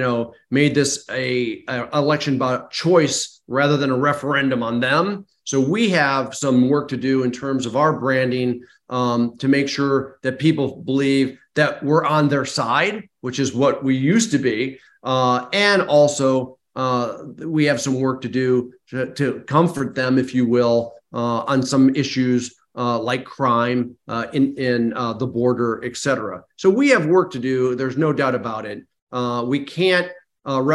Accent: Michigan, United States; I grew up in Michigan. My dad was a Teamster

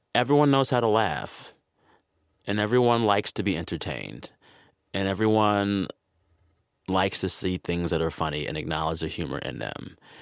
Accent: San Antonio, Texas, United States; I was raised in the San Antonio, Texas area

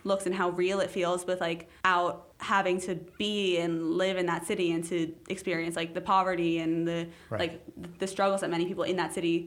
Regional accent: New York City, New York, United States; also born or lived in Chicago / Mexico City; because I've grown up here, because I've lived almost 15 out of 16 of my years, like, alive here.

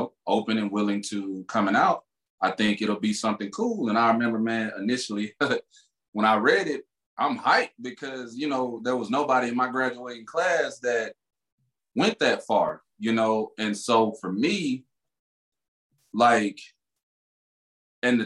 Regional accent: Laurel, Mississippi, United States; moved away; born and raised 18 years, Laurel, Mississippi, L-Town, between the bricks

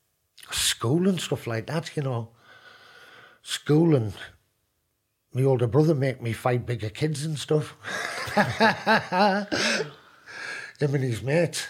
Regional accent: Hartlepool, North East England, United Kingdom; I was born in Hartlepool, yeah, Westview. Just a council estate

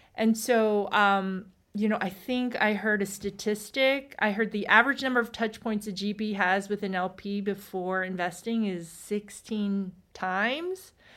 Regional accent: East Coast, United States; I'm from the East Coast

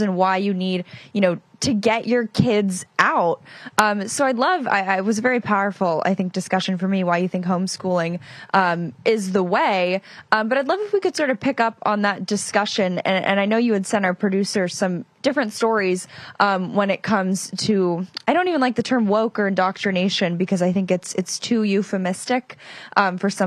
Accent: California, United States; I'm originally from California

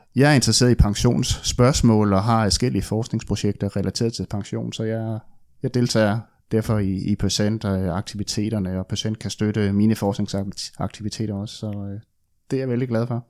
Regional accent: West Funen, Southern Denmark, Denmark; moved away; also born or lived in Odense / Aarhus / Copenhagen; jeg er opvokset på Vestfyn

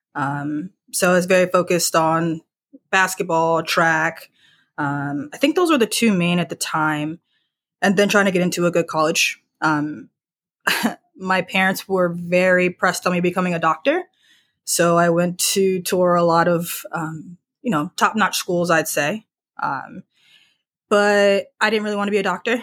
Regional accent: Charlottesville, Virginia, United States; also born or lived in Pittsburgh; I'm from the D N V area, so, Virginia

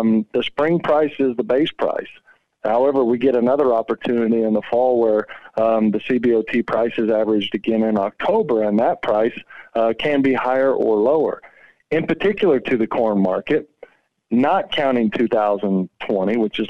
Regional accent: Oklahoma, United States; moved away; also born or lived in Northwest Kansas; I grew up in Oklahoma and later transitioned into Northwest Kansas

